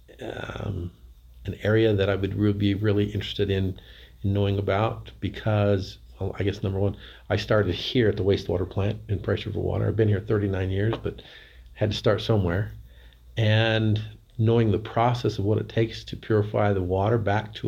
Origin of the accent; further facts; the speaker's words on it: Price, Utah, United States; I grew up in Price. I've lived here all my life